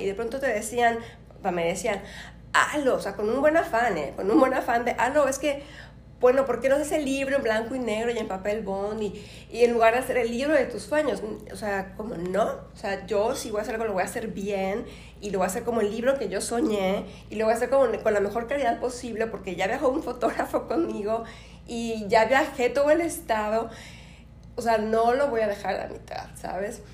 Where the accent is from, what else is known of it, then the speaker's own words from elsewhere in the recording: Nayarit, Mexico; moved away as an adult; also born or lived in Mexico City / Buenos Aires, Argentina; De Nayarit